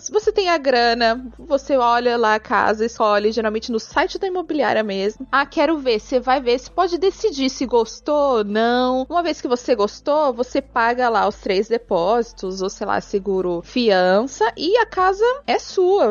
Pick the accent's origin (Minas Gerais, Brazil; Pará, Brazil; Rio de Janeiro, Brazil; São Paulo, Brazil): São Paulo, Brazil; Guarulhos; moved away as an adult; now in Dublin, Ireland; Tô aqui em Dublin, mas eu sou de Guarulhos, São Paulo.